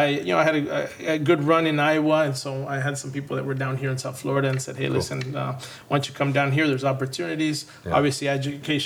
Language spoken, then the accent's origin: English; Monterrey, Nuevo León, Mexico; moved away as an adult; also born or lived in Houston, Texas; now in United States; Born and raised in Mexico, Monterrey